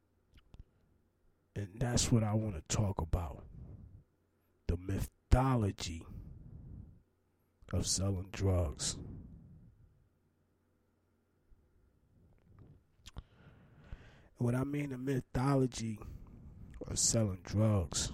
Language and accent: English; Newark, New Jersey, United States; I'm from Newark, New Jersey